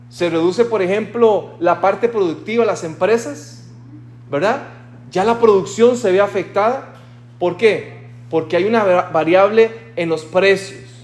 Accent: Costa Rica; en mi país, en Costa Rica, decimos un vale.

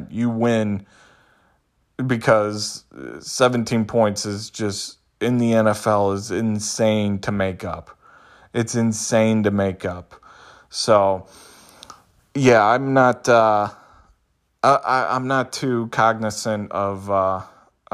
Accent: Big Ten country, Midwest, United States; I'm from Big Ten country

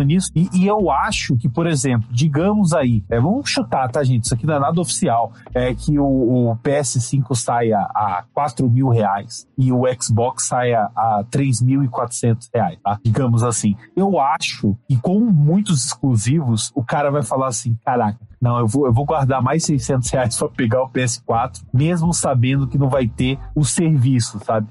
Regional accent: Brazil; como brasileiro

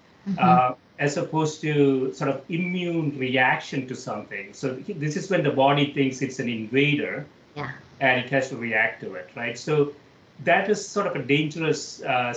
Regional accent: South India, India; moved away; growing up in South India

